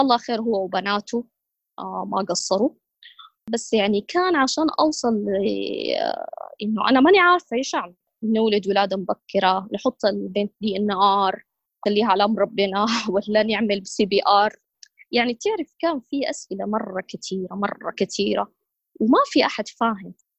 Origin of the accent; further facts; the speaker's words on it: Saudi Arabia; عندنا في السعودية